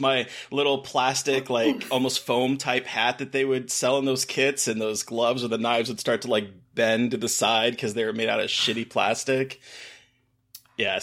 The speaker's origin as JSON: {"language": "English", "region": "Alaska", "country": "United States", "tie": "born or raised there"}